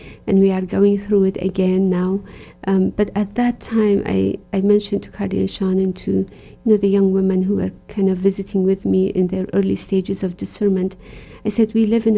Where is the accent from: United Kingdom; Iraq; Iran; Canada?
Iraq; moved away as an adult; now in Boston, United States; I was born and raised in Iraq